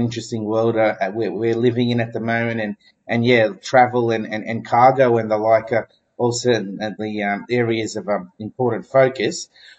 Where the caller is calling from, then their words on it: Melbourne, Victoria, Australia; We're calling from Melbourne and you're in Canberra.